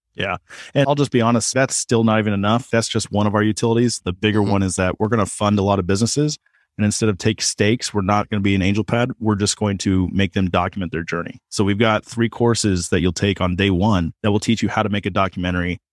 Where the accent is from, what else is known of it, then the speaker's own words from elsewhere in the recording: Kansas, United States; I'm from Kansas.